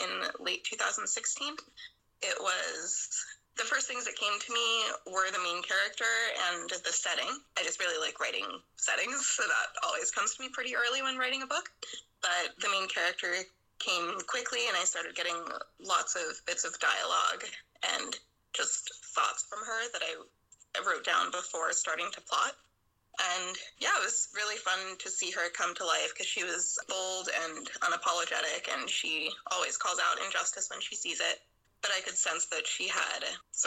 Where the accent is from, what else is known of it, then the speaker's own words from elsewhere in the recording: Pittsburgh, Pennsylvania, United States; moved away as an adult; now in San Francisco, United States; I live in San Francisco. I've been here for about 10 years, but I'm originally from Pittsburgh, Pennsylvania on the East Coast.